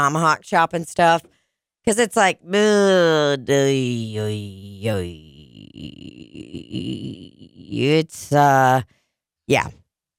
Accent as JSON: {"language": "English", "region": "Kansas", "country": "United States", "tie": "born or raised there", "said": "growing up in Kansas"}